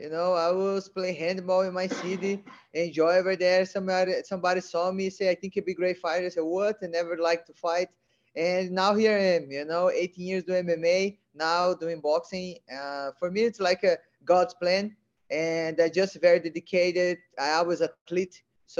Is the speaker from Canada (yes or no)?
no; Brazil; English is a second language; now in California, United States; Brazil. No, you know, I love living in America because I've been learning a lot, you know, wrestling, jiu-jitsu.